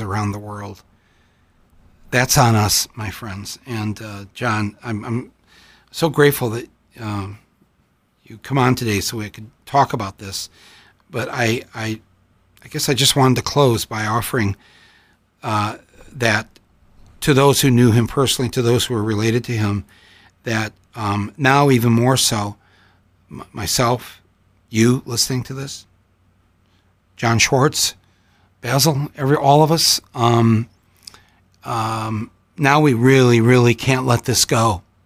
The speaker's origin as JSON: {"language": "English", "country": "United States", "said": "as an American"}